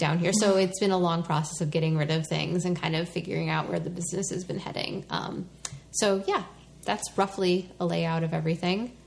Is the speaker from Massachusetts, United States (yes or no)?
yes; the Boston area, Massachusetts, United States; moved away as an adult; now in Philadelphia, United States; I'm from the Boston area, and we moved down here